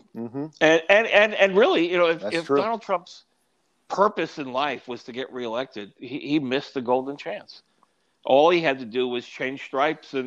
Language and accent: English; New York, United States; moved away; also born or lived in Austin, Texas; I'm a New Yorker, so I use hand language too